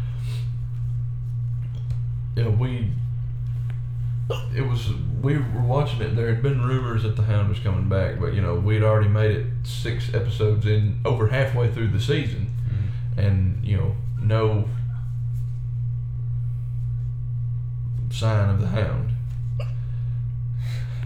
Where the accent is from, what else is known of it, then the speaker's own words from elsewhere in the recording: Mississippi, United States; We are from Mississippi